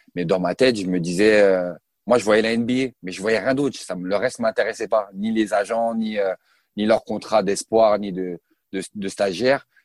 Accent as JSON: {"language": "French", "town": "Colombes", "region": "Île-de-France", "country": "France", "tie": "born or raised there", "also_born_or_lived": "Sarcelles", "said": "je suis né à Colombes dans le 92"}